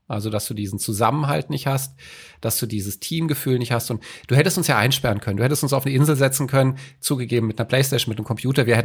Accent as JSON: {"language": "German", "town": "Frankfurt", "region": "Hesse", "country": "Germany", "tie": "born or raised there", "moved": "as an adult", "lives_now": "Hamburg, Germany", "said": "habe ich in meinem Herzen mitgebracht, der wird es nie verlassen."}